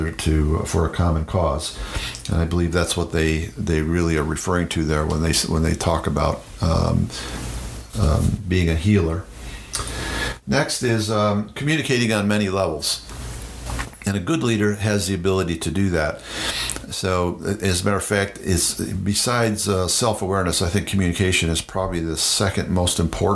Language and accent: English; United States; in the Iroquois Confederacy, in my home state and with my tribe, the Mohawk language is slightly different than the Oneida language